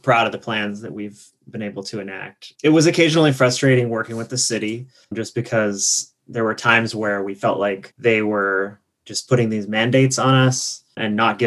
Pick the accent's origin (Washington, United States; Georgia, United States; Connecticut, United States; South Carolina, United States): Washington, United States; Seattle; also born or lived in Boston, Massachusetts; I grew up in the Seattle area. So when I returned home last year